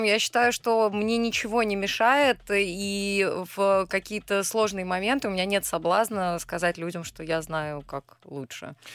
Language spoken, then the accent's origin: Russian; Kursk, Kursk Oblast, Russia; moved away; я э, родилась в Центральном Черноземье, в городе Курск